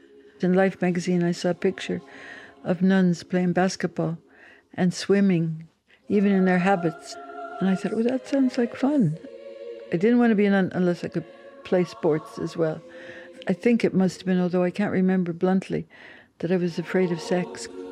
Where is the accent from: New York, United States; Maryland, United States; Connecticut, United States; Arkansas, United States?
Connecticut, United States; New Haven; I was born in New Haven, Connecticut, in the USA, in 1937. So this year I turned 85.